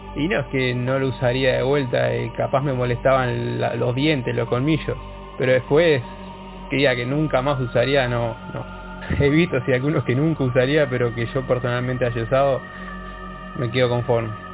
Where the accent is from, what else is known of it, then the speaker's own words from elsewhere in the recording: Canelones, Uruguay; soy de Canelones, Uruguay, orgullosamente canario.